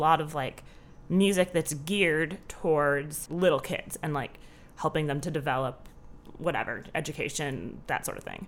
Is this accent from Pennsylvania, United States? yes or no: no; Southern California, United States; moved away as an adult; now in Chicago, United States; I grew up in Southern California, um, with my mom, my dad, my two sisters